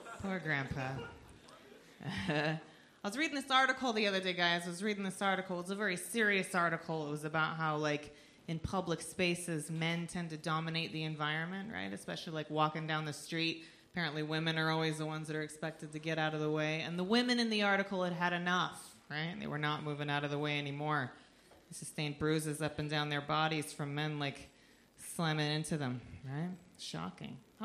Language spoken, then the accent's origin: English; United States; I am from just below Canada